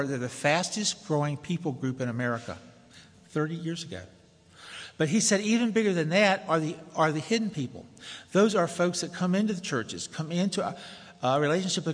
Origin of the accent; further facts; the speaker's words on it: Tennessee, United States; moved away as an adult; I'm from the South, if you haven't already discerned that. From Tennessee to go to seminary